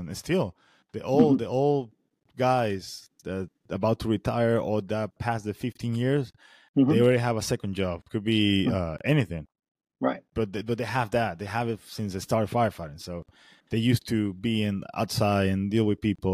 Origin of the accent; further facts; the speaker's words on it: Venezuela; moved away as an adult; now in United States; I'm coming from Venezuela, working in emergency system in Venezuela